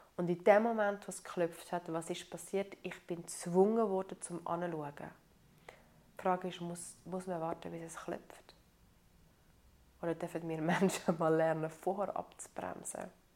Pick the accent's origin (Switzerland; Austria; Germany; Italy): Italy; ich so als Italienerin bin so ein bisschen erzogen worden